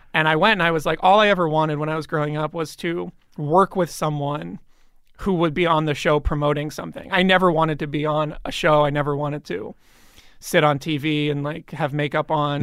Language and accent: English; Bryn Mawr, Pennsylvania, United States; moved away; in Bryn Mawr, outside of Philadelphia